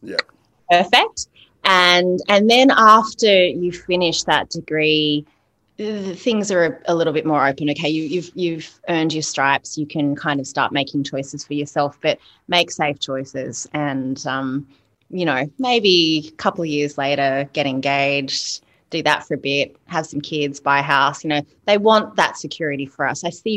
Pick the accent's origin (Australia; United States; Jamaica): Australia; Sydney, New South Wales; I grew up in the Sutherland Shire. I grew up in a suburb called Bangor originally, and then Illawong.